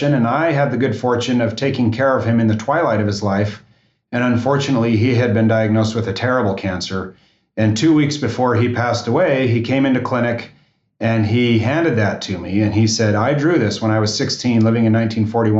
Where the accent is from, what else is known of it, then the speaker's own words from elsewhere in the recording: Utah, United States; moved away as an adult; my hometown in Utah